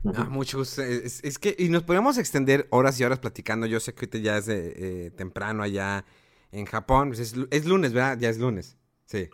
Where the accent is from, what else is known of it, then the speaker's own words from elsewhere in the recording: Mexico; yo como mexicano